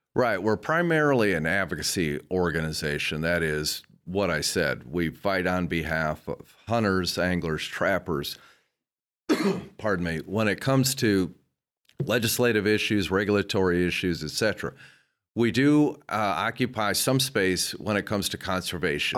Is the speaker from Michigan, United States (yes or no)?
yes; Dowagiac, Michigan, United States; moved away; I grew up in Southwest Michigan, uh, small town, Dowagiac